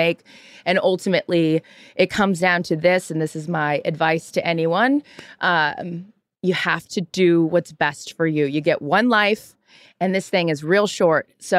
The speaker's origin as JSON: {"language": "English", "town": "Seattle", "region": "Washington", "country": "United States", "said": "I'm from Seattle, Mariners fan"}